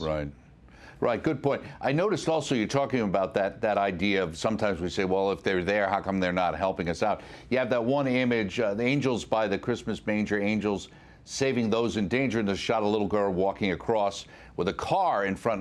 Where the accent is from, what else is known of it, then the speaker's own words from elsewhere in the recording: New York, United States; myself coming from New York